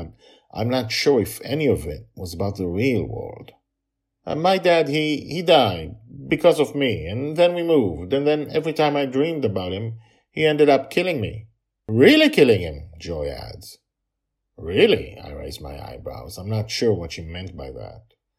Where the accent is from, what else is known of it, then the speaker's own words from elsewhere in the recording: Toronto, Ontario, Canada; born there; I was born in Toronto, and that is where I live, I say.